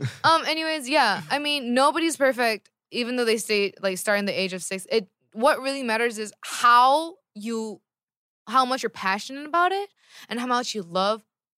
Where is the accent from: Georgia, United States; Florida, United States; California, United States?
California, United States; I'm from California.